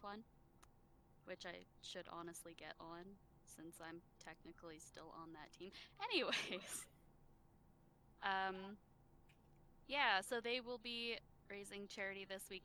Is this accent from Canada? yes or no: yes; Canada; I am from Canada.